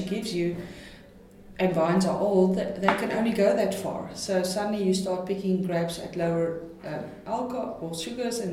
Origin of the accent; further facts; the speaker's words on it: Stellenbosch, Western Cape, South Africa; I come from Stellenbosch, and Stellenbosch has got a style